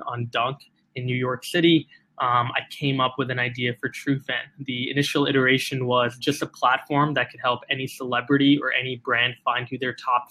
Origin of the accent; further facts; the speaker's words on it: Singapore; I was born and raised in Singapore